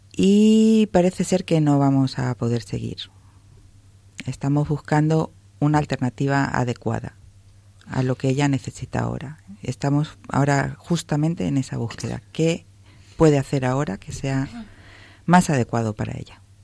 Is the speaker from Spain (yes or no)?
yes; Spain; moved away; nosotros somos españoles